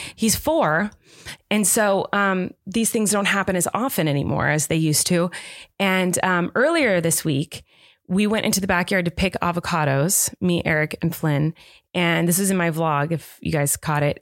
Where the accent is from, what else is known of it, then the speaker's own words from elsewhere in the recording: Southern California, United States; I grew up in Southern California